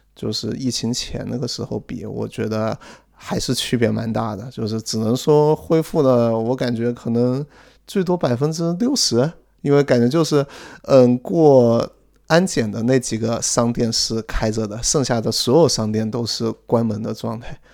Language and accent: Chinese; central China, China; moved away; 就刚刚讲的是个很穷的一个省里面一个很穷的市，但是更加精确一点是这个很穷的市里面一个比较偏的一个镇，也就是说我们还不是那个市的市中心出生的呢，我们是那个市，那个市里面的小镇上出生的人